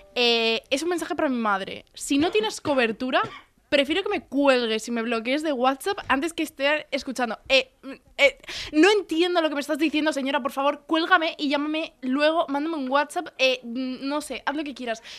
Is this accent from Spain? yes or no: yes; El Puerto de Santa María, Andalusia, Spain; now in Tarragona, Spain; como buena andaluza que soy